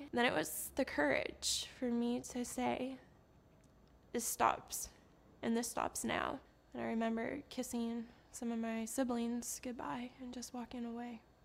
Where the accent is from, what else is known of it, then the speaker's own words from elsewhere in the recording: Canada; I'm originally from Canada